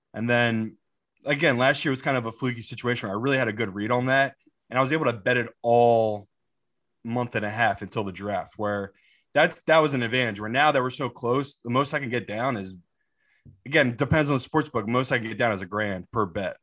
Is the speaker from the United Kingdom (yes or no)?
yes; England, United Kingdom; also born or lived in Miami, United States; my mom swooped me back to England